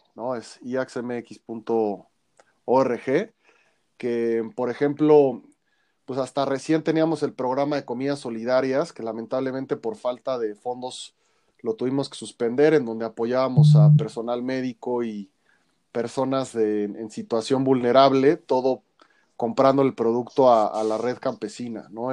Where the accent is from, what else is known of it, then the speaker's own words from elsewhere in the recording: Mexico City, Mexico; nuestra identidad cultural como chilangos, como mexicanos